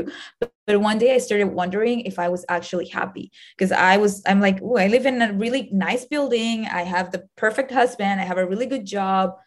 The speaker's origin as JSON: {"language": "English", "country": "Venezuela", "tie": "born or raised there", "moved": "as an adult", "lives_now": "United States", "said": "I was born in Venezuela"}